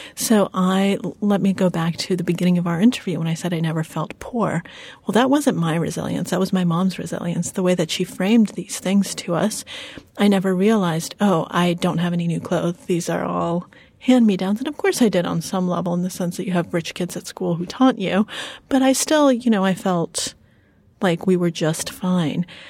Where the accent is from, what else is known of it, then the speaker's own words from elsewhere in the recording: United States; English is a second language; we came to the United States when I was four years old and I didn't speak a word of English.